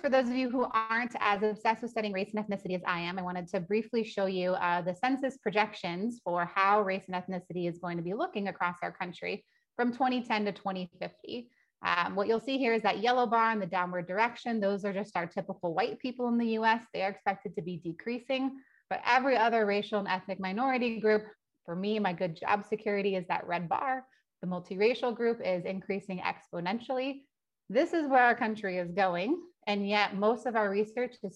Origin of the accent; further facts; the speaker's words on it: California, United States; I grew up in California